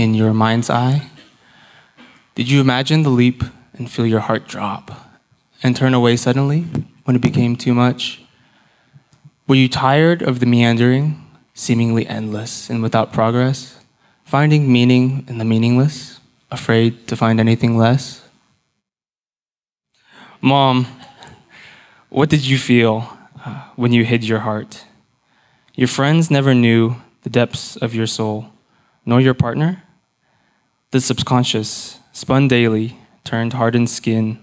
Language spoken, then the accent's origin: English; Houston, Texas, United States; also born or lived in Austin, Texas; I am from Houston. I grew up in the Clear Lake area